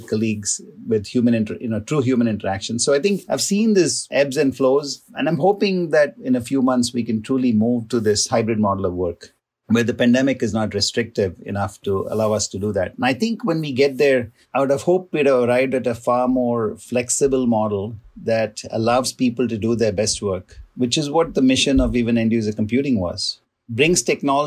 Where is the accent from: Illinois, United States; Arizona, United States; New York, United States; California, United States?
California, United States; San Francisco; also born or lived in Ohio; my hometown football team, the San Francisco 49ers